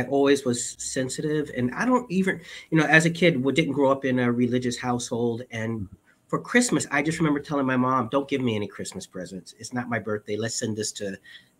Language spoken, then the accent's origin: English; New York City, New York, United States; also born or lived in North Carolina / Bronx, New York; when I was about 5 years old, we moved to Williamsburg, Brooklyn. And that's where that's really where I grew up